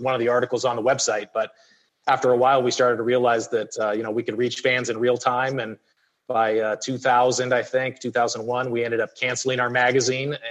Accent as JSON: {"language": "English", "town": "Phoenix", "region": "Arizona", "country": "United States", "tie": "born or raised there", "said": "the Suns were the team that I grew up watching here in Phoenix"}